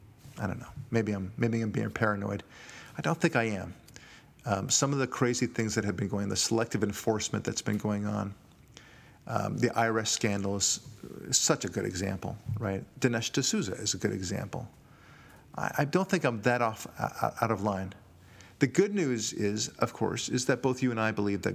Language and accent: English; United States; as an American